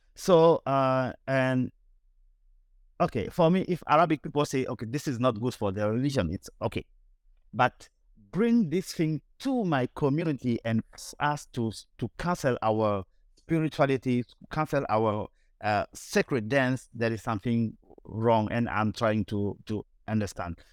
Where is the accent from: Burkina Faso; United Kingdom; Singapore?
Burkina Faso; Bobo-Dioulasso, Hauts-Bassins; now in United States; I came from Bobo tribe, and my city is Bobo Dioulasso in actual Burkina Faso.